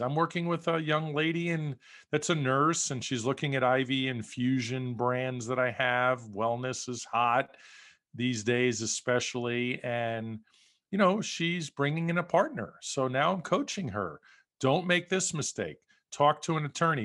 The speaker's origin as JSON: {"language": "English", "region": "New York", "country": "United States", "tie": "born or raised there", "also_born_or_lived": "West Coast", "moved": "as an adult", "lives_now": "Las Vegas, United States", "said": "I grew up in New York"}